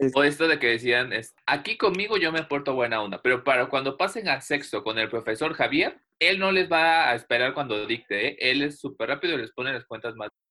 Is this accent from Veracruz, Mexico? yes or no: yes; Veracruz, Mexico; yo soy de Veracruz